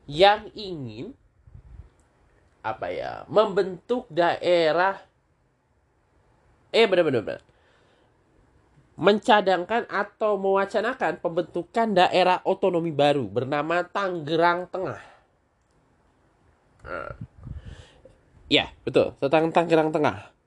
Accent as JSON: {"language": "Indonesian", "town": "Tangerang", "region": "Banten", "country": "Indonesia", "tie": "born there", "said": "lagi rame sekali dibahas di di Tangerang di tempat kelahiran di tanah kelahiran gue"}